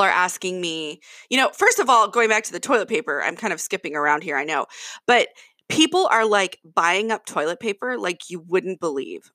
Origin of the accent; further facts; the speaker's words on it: Kirkland, Washington, United States; I'm from Kirkland, Washington